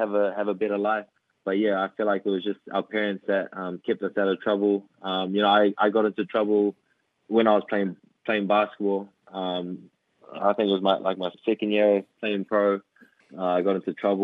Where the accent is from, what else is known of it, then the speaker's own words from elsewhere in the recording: Auckland, New Zealand; I'm born and raised in South Auckland, New Zealand. I'm a proud Samoan